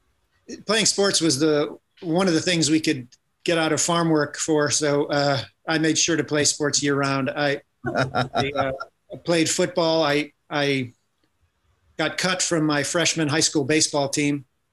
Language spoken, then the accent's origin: English; Sharon Center, Ohio, United States; born or raised there; moved away; also born or lived in Uniontown, Ohio